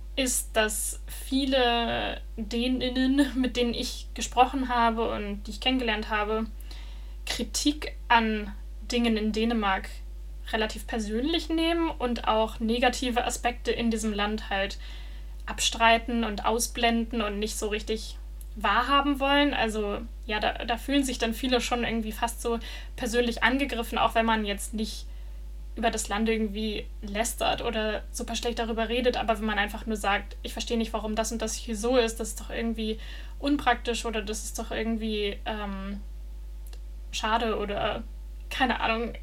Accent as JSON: {"language": "German", "country": "Germany", "also_born_or_lived": "Netherlands", "moved": "as an adult", "lives_now": "Denmark", "said": "wo ich herkomme, dass ich dann sagen musste, dass ich aus Deutschland komme"}